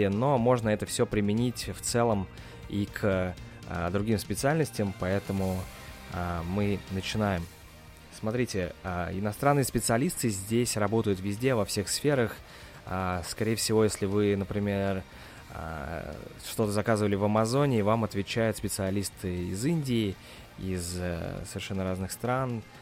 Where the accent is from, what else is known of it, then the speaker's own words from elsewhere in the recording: Russia; now in United States; я из России